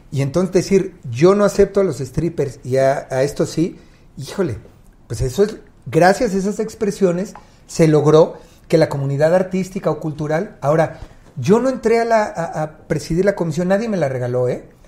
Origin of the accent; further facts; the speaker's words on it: Mexico City, Mexico; Nací en Iztapalapa, muy cerca del Cerro del Peñón